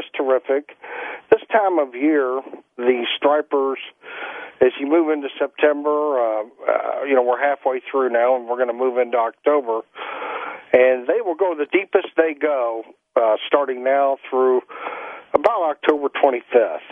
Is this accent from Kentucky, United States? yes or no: yes; St. Matthews, Kentucky, United States; we was little kids growing up in St. Matthews, and me on Plymouth